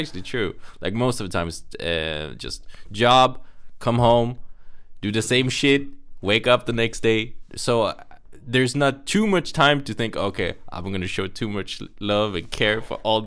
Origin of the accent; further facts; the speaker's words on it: Sweden; I'm Indian and I was born and raised in Sweden.